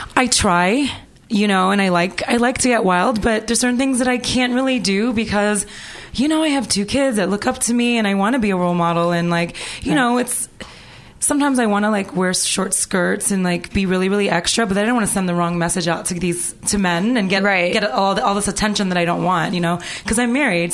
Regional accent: Toronto, Ontario, Canada; moved away; also born or lived in Los Angeles; I'm from Toronto, Canada, and I came here when I was very young.

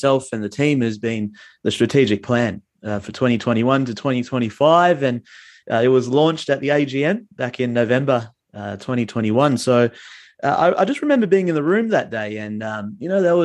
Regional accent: Fremantle, Western Australia, Australia; I'm from Frio, not from Perth

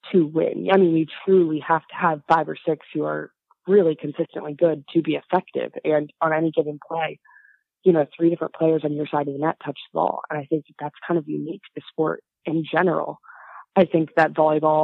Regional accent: Pasadena, California, United States; I grew up in Pasadena, California, which is about 50 miles outside of Los Angeles

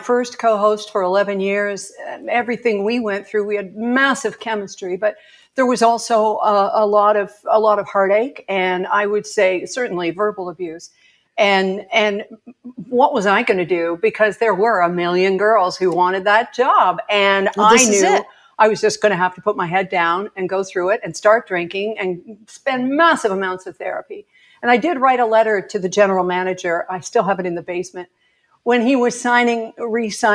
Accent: Edmonton, Alberta, Canada; also born or lived in Ontario; now in Vancouver Island, Canada; I was born in Edmonton, spent a lot of summers in Turner Valley

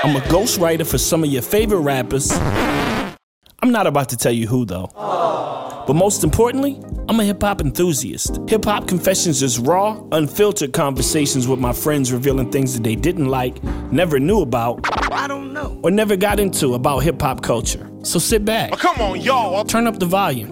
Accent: Richmond, Virginia, United States; my hometown, Richmond, Virginia

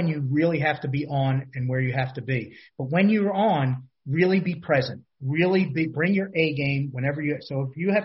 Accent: Philadelphia, Pennsylvania, United States; I grew up in a tiny little row home in Philadelphia.

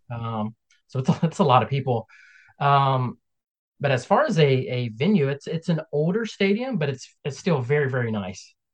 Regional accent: Kannapolis, North Carolina, United States; also born or lived in Albemarle, North Carolina; I was born right outside of Charlotte, uh, a, a, town called Kannapolis. Um, and grew up there.

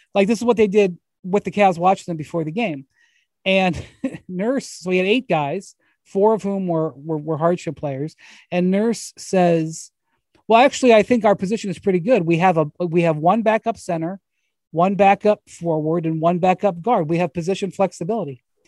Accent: Cleveland, Ohio, United States; which I'm from Cleveland

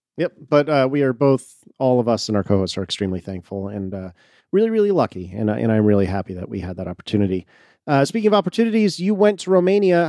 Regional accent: United States; as an American

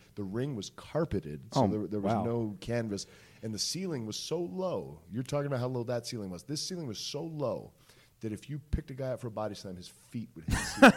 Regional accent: Maryland, United States; moved away as an adult; also born or lived in Ohio; there was a wrestling school in my hometown where I'm from in Maryland

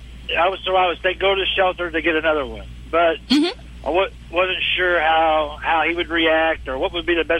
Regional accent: Dallas, Texas, United States; I'm from Dallas, though.

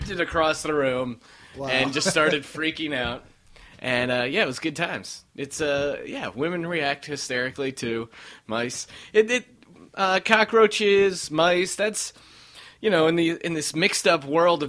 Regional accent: Colorado, United States; growing up in Colorado

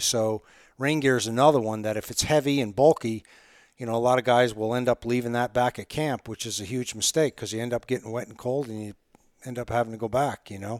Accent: Margaretville, New York, United States; moved away as an adult; also born or lived in Colorado; I grew up in upstate New York in the heart of the Catskills around Margaretville, New York

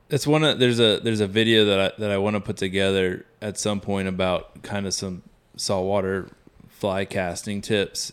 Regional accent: South Carolina, United States; now in Texas, United States; I grew up in South Carolina

